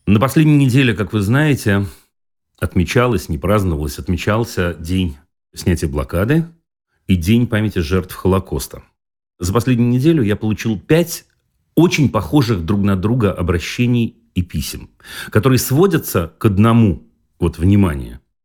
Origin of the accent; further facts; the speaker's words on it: Saint Petersburg, Russia; Я вырос в Ленинграде тогда, этот город так назывался